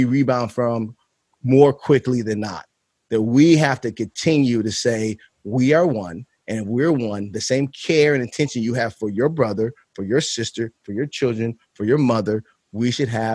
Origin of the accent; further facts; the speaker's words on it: Chicago, Illinois, United States; I am from Chicago